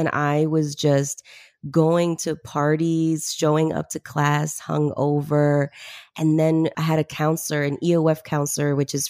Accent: Peru; moved away; but I came from Peru originally in the 90s. We migrated here.

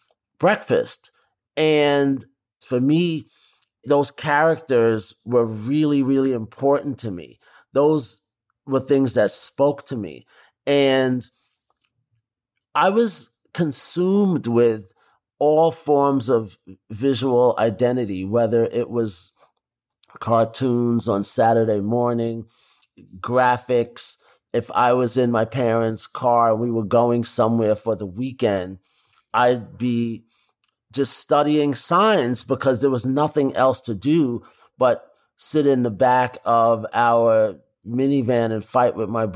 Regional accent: New York City, New York, United States; growing up in New York

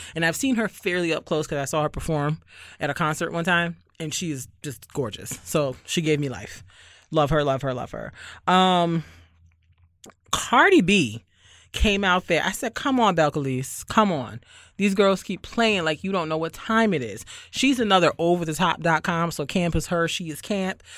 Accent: Barbados; moved away; I am from Barbados

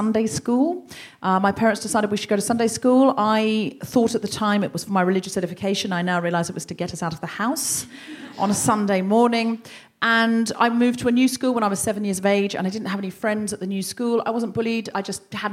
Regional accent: Australia; now in London, United Kingdom; I'm from Australia, my whole childhood was basically praying in the bush

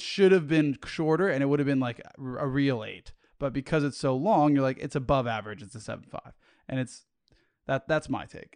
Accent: Los Angeles, California, United States; grew up in Los Angeles

